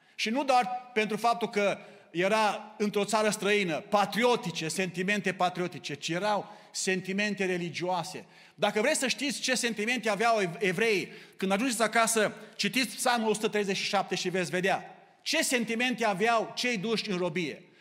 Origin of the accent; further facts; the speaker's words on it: Romania; now in Canada; dacă suntem români, tot rămânem cu costumul nostru național